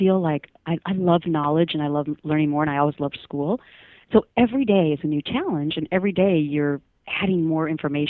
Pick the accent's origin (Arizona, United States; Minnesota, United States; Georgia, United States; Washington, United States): Minnesota, United States; that little girl growing up in Minnesota